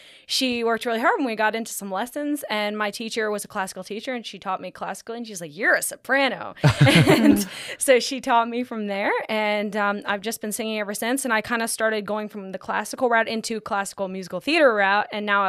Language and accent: English; Camp Hill, Pennsylvania, United States; I'm from Camp Hill, Pennsylvania. Camp Hill. Two different words.